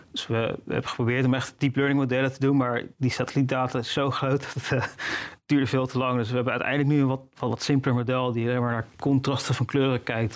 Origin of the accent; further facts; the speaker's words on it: Netherlands; als Nederlander